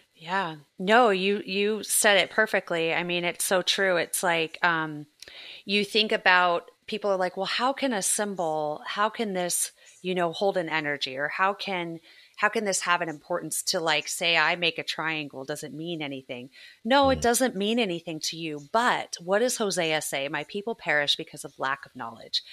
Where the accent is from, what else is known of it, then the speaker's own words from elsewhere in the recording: Southern California, United States; moved away; I grew up in Southern California.